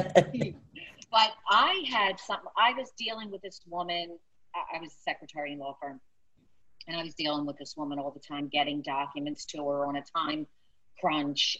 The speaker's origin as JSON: {"language": "English", "town": "Philadelphia", "region": "Pennsylvania", "country": "United States", "tie": "born or raised there", "accent": "South Philly", "said": "am from South Philly"}